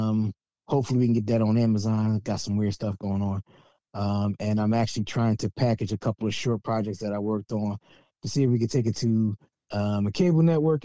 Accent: Philadelphia, Pennsylvania, United States; I was born at the University of Pennsylvania Hospital over there at Ace and Spruce on Saturday, June 25th, 1977 at 1:13 a.m.

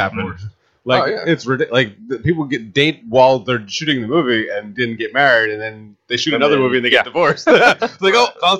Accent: New Jersey, United States; I'm from Jersey

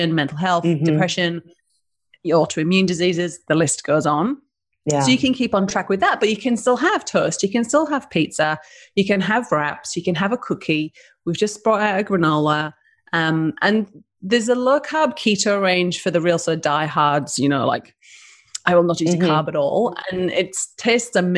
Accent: United Kingdom; accent: British; now in Denmark, Western Australia, Australia; So I'm a northerner

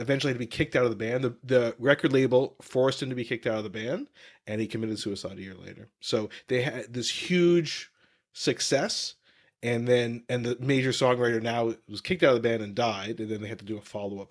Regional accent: Canada; growing up in Canada

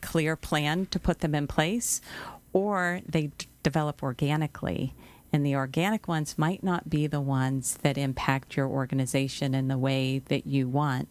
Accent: Pittsburgh, Pennsylvania, United States; moved away; I'm from Pittsburgh, so I pronounce it a little dif, a bit different than the rest of the world

